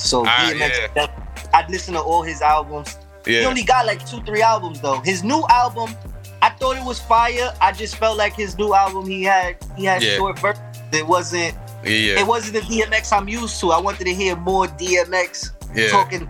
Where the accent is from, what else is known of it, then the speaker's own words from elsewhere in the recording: New York City, New York, United States; I'm from right here, South Bronx. I'm in Brook Ave, right in Brook Ave by 138.